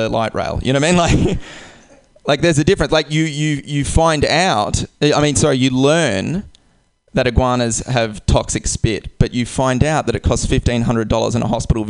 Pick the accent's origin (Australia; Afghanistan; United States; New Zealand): Australia; Perth, Western Australia; I'm from Australia. I'm from a place called Perth